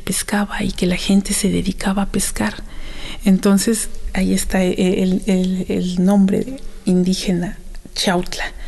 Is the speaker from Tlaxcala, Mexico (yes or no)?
yes; Santa Ana Nopalucan, Tlaxcala, Mexico; also born or lived in Axotla del Río; yo soy originaria de Santa Ana, Nopalucan, Tlaxcala, le llaman Santanita